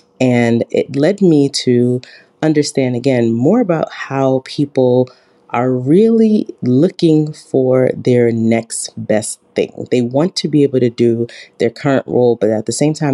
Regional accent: New York City, New York, United States; I'm originally from Brooklyn, New York

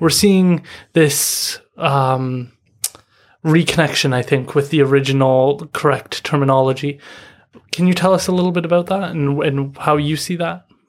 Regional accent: Chawathil First Nation, British Columbia, Canada; I'm from Chawathal.

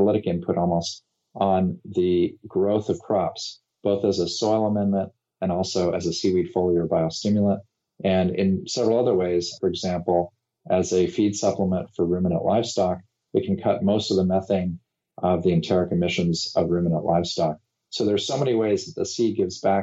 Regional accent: California, United States; my home state of California

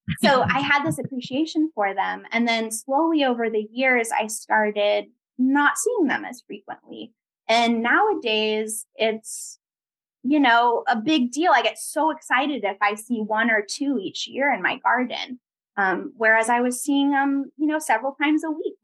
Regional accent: Sonoma County, California, United States; growing up in Sonoma County

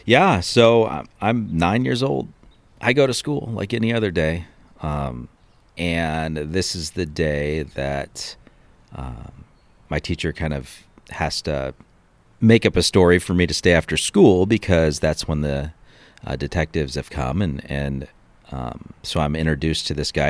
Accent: Cleveland, Ohio, United States; I was born in Cleveland, Ohio, um, back in nineteen seventy-five.

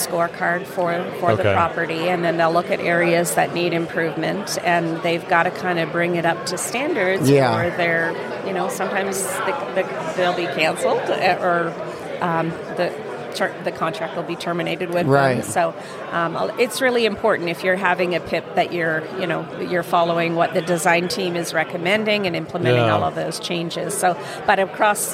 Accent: Montreal, Quebec, Canada; moved away; also born or lived in Vancouver, Canada / Vancouver Island, Canada; I'm originally from Montreal

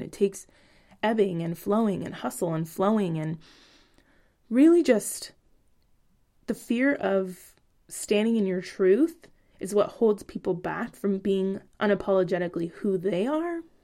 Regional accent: Bay Area, California, United States; moved away as an adult; now in Portland, Oregon, United States; Rap is a part of my culture from where I grew up in the Bay Area.

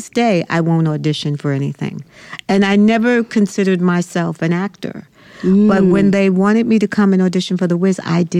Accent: Brooklyn, New York, United States; I'm originally from Brooklyn, New York.

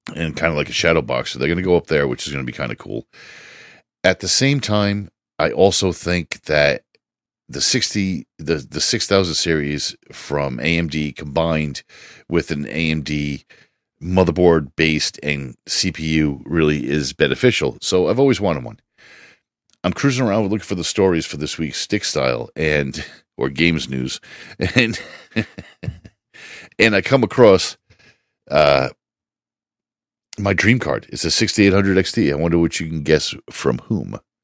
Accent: United States

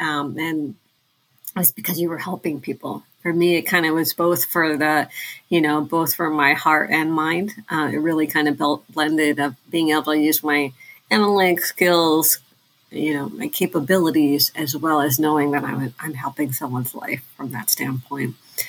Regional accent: Thailand; now in United States; because we're immigrants from Thailand

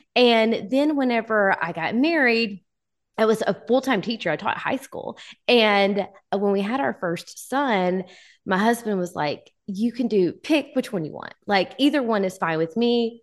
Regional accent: Texarkana, Texas, United States; now in Texarkana, Arkansas, United States; I am from the Texas, Arkansas line, Texarkana, and I am originally from the Texas side, but I currently live on the Arkansas side.

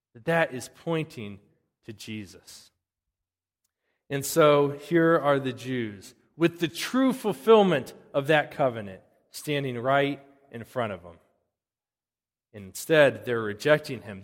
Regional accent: United States

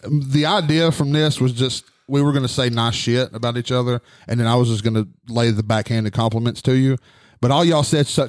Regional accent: Grainger County, Tennessee, United States; I grew up in Granger County, so I didn't have a lot of experience with black people.

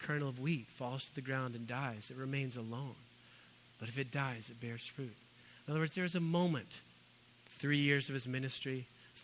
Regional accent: Needham, Massachusetts, United States; I grew up in Needham in a faithful Methodist church, wonderful place.

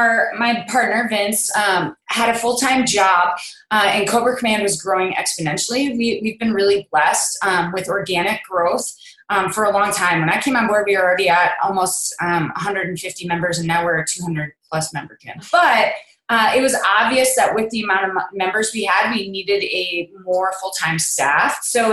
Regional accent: Kansas City, Kansas, United States; I'm from Kansas City, Kansas, not to be confused with Kansas City, Missouri.

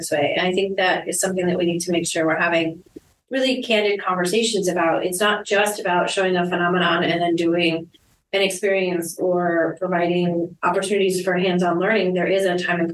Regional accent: Florida, United States; I grew up in Florida, not a different country

